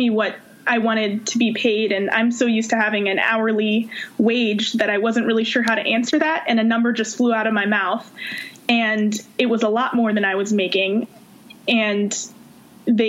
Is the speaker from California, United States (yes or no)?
yes; Oakland, California, United States; also born or lived in Virginia; I'm from Oakland, California